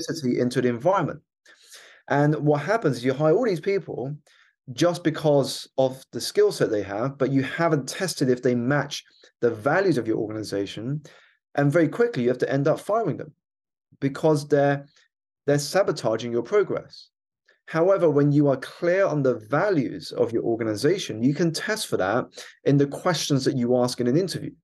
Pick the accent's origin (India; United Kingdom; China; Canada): United Kingdom; my background is I was born here in the United Kingdom. to two Malaysian Chinese parents who had emigrated here for a better life